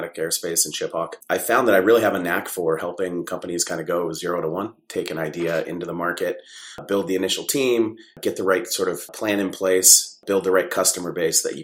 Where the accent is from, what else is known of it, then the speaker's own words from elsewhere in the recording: San Diego, California, United States; I grew up mostly in San Diego, California.